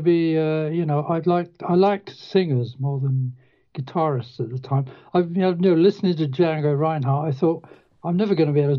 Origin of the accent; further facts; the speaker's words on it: Reading, South East England, United Kingdom; I grew up in Reading, which is like half an hour from London by train or car.